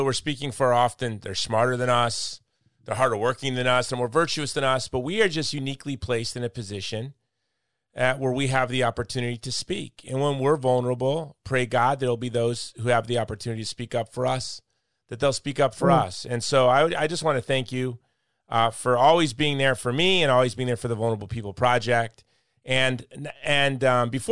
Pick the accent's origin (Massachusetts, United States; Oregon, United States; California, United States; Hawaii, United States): Hawaii, United States; I'm from Hawaii